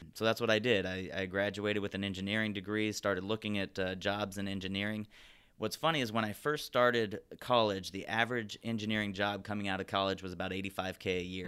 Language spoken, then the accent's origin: English; Glendora, California, United States; also born or lived in Santa Barbara; I grew up in Glendora, basically born and raised, uh, here in town, went to all the schools locally here in town